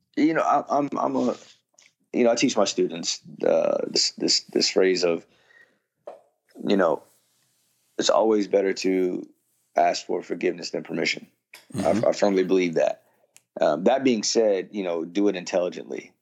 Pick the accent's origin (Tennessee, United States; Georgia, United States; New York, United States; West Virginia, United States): New York, United States; Yonkers; also born or lived in Mount Vernon, New York; where i grew up in, in mount vernon and yonkers